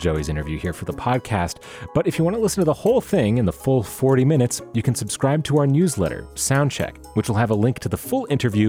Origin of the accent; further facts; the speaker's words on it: Las Vegas, Nevada, United States; despite growing up in Las Vegas